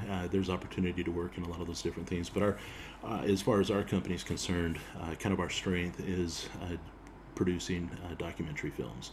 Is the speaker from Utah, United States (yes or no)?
yes; Payson, Utah, United States; also born or lived in Provo, Utah; I was born in Provo and uh, raised uh, for a few years there in Payson